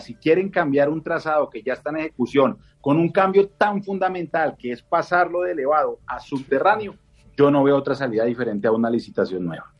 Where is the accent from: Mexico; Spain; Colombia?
Colombia; Bogotá; como bogotano, me dan ganas de llorar